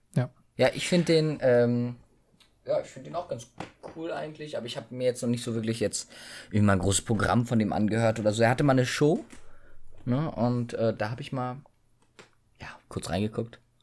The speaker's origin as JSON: {"language": "German", "country": "Germany", "tie": "born or raised there", "said": "dass wir hier geboren sein dürfen, äh, oh, geboren wurden"}